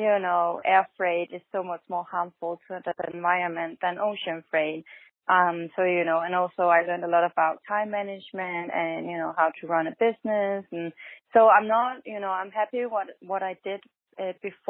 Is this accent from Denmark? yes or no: yes; Denmark; moved away as an adult; now in New York, United States; I am originally from Denmark